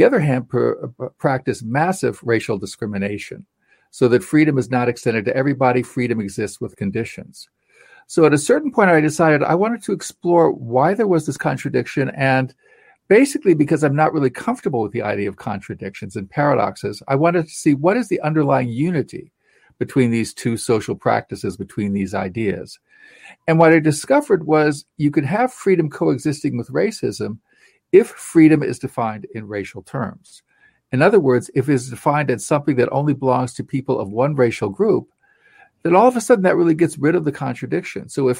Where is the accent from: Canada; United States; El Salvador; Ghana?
United States; my background as an American